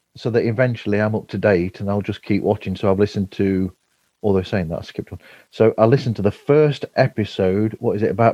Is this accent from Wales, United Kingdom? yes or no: no; Nottinghamshire, East Midlands, United Kingdom; I'm from Nottinghamshire.